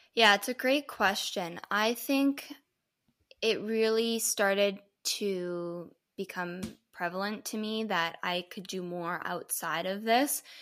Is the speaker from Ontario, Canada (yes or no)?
yes; Toronto, Ontario, Canada; I'm from Toronto, Canada.